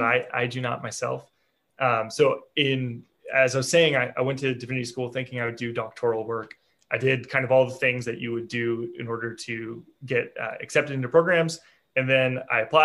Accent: Northern Virginia, United States; I grew up in Northern Virginia, just outside the Beltway

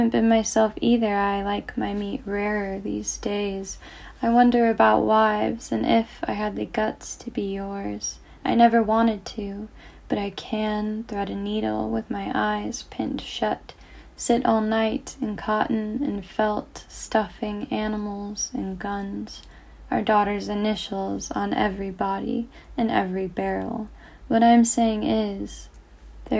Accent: Northern California, United States; I'm from Northern California

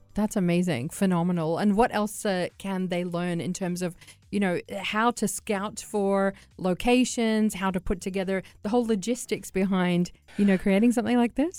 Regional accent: Sydney, New South Wales, Australia; I'm from Sydney

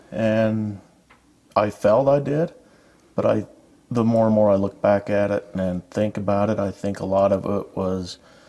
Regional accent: Richmond, Utah, United States; I was born and raised in Richmond, never left.

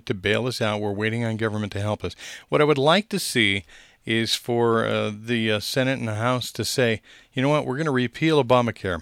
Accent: Peoria, Illinois, United States; now in Albuquerque, United States; Methodist Hospital, which is where I was born in Peoria, Illinois.

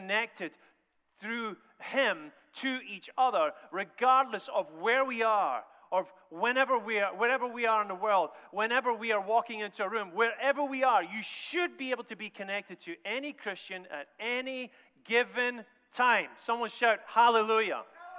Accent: Scotland, United Kingdom; also born or lived in United States; And I'm from Scotland in a roundabout way through America.

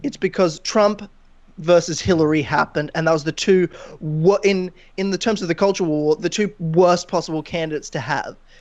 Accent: Queensland, Australia; I'm from Queensland.

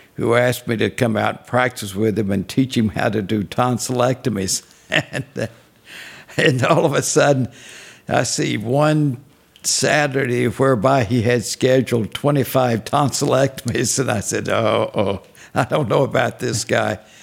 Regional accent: Monroe, North Carolina, United States; moved away; also born or lived in Unionville, North Carolina; I was born in Monroe, North Carolina. Actually, I was a home delivery

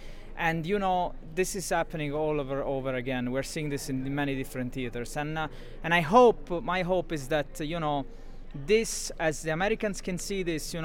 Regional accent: Italy; now in New York, United States; I'm based at Columbia University, but I come from Italy.

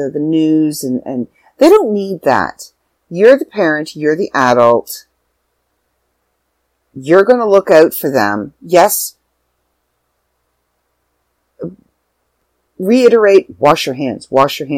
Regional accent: Canada; I'm back in Canada. I'm back in my hometown.

